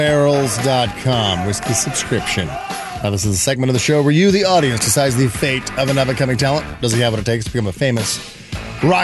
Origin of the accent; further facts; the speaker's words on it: Indiana, United States; now in California, United States; I grew up in Indiana